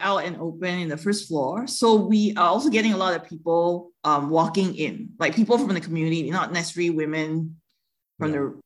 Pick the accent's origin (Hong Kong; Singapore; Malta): Singapore; moved away as an adult; now in Taiwan; I grew up in Singapore and born and bred in Singapore. And I moved to Taiwan 12 years ago